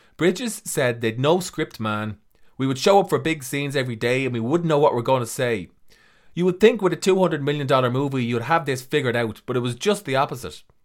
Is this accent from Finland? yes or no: no; Ireland; I'm an author from Ireland.